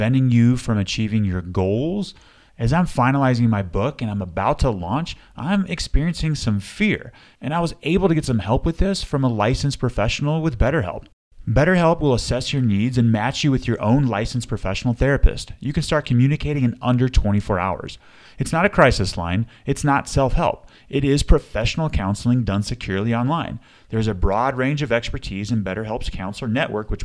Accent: Sandy, Utah, United States; Sandy, Utah, That's where I grew up too

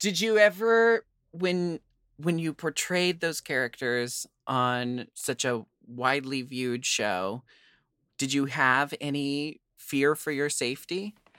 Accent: Portland, United States; I grew up in Portland where there was an all ages queer dance club for me to start drag

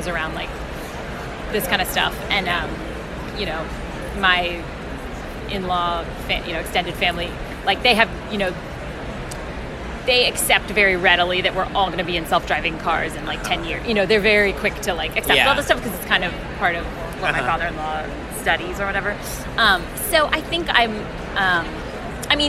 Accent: San Francisco, California, United States; I'm from San Francisco

